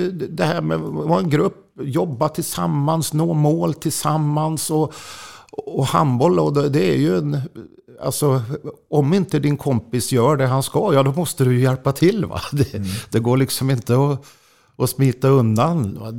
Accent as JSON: {"language": "Swedish", "town": "Jakobsberg", "region": "Stockholm County", "country": "Sweden", "tie": "born or raised there", "also_born_or_lived": "Östersund", "said": "Ja, jo, det, det var ju eftersom jag föddes i Östersund och flyttade till Stockholm så, så var det ju hockey som, som gällde då."}